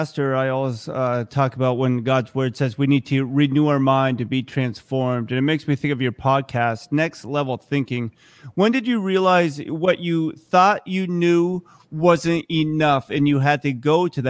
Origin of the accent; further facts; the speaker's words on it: Vermont, United States; also born or lived in Seoul, South Korea; I am a Korean. I was born in Seoul, South Korea, but I was adopted when I was a year old. So I'm more of a Vermont redneck than anything else.